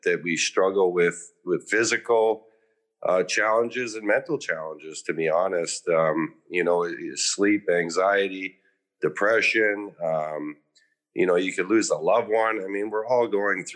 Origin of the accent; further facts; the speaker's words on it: Meadow Lake, Saskatchewan, Canada; I grew up in Saskatchewan in Canada